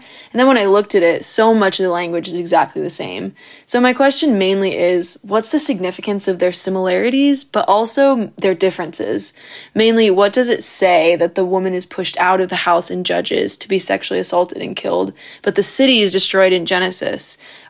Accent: Seattle, Washington, United States; I'm from Seattle, and I'm a senior at Biola University.

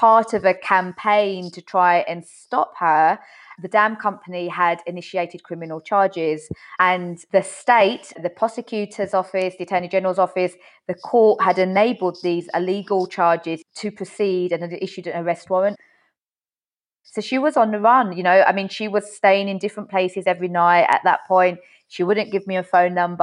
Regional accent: United Kingdom; now in New York, United States; I'm a British journalist currently based in New York

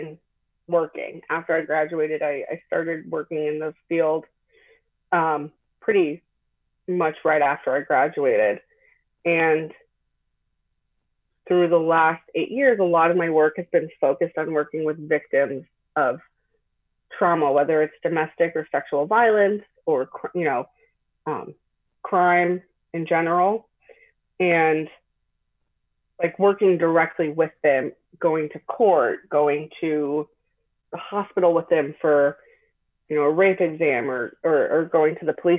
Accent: Long Island, New York, United States; moved away as an adult; also born or lived in Hudson Valley, New York; now in Albany, United States; I'm from Long Island originally

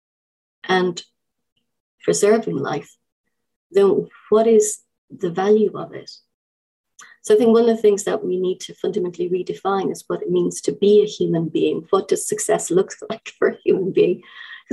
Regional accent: Ireland; now in United Kingdom; I'm an Irish person living in the UK.

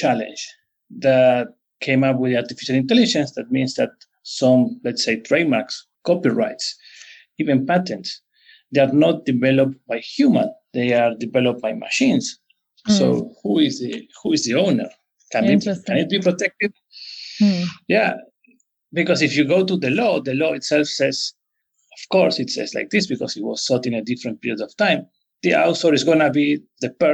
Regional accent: Argentina; moved away; also born or lived in Rosario / Buenos Aires; I was born and raised in Argentina

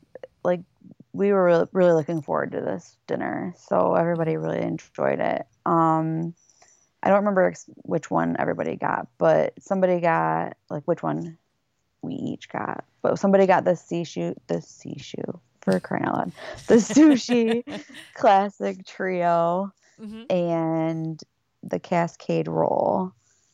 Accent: Michigan, United States; So we're from Michigan

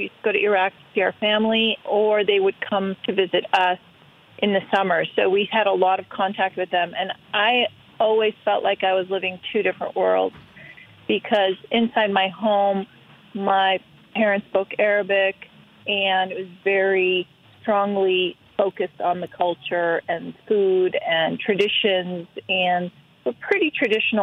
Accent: Cleveland, Ohio, United States; we grew up in Cleveland and... You know, we're immigrant family growing up in Cleveland, Ohio

